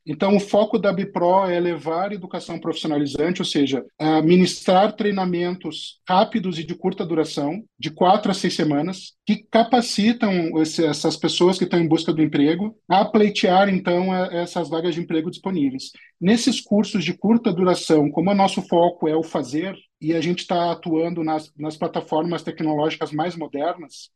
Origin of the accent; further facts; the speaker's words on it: Porto Alegre, Rio Grande do Sul, Brazil; eu sou natural de Porto Alegre, no Rio Grande do Sul né, lá que eu nasci em 73